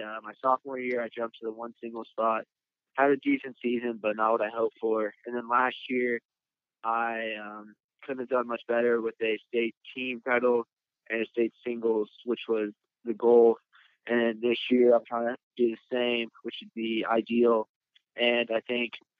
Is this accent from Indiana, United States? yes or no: yes; Indianapolis, Indiana, United States; I am from Indianapolis, and ever since I can remember, I've been following my sisters to my neighborhood courts